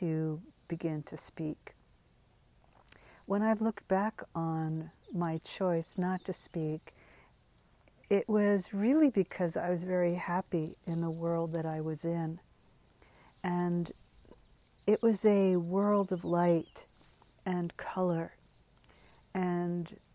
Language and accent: English; United States; first language English; I was raised to speak English, but my family of origin did not speak English when they were together. I'm firstborn American.